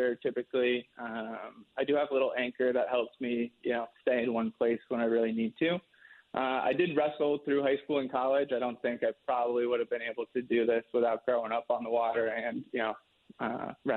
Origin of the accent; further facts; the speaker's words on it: Madison, Connecticut, United States; I grew up in Madison, Connecticut